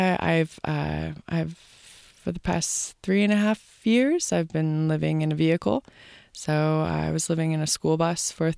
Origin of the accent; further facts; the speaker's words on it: New Jersey, United States; moved away as an adult; now in Boone, United States; I was born and raised in New Jersey